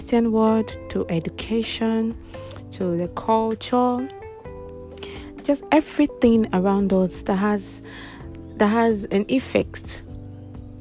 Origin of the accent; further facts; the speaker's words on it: Kogi, Nigeria; I am from Kogi State